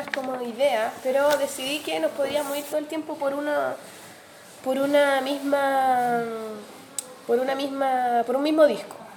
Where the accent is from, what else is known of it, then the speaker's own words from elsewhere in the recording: Chile; Que somos chilenos y tenemos mucho eh, de sangre